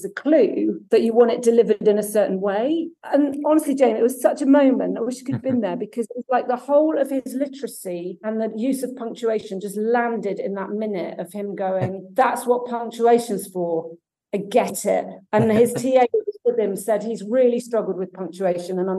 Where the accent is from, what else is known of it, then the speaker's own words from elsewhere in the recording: Somerset, South West England, United Kingdom; also born or lived in Germany / Devon / Aberdeen; I was born in Germany, actually. Oh, wow. And then we moved to Somerset.